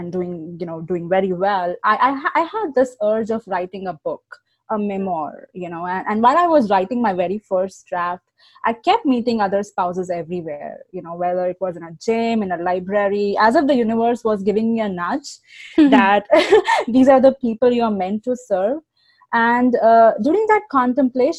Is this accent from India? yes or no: yes; India; moved away as an adult; also born or lived in Chicago; now in United States; when I was boarding this flight from New Delhi, India to JFK on February 1st, I had no idea what was about to come. And honestly, I had a thriving career back home.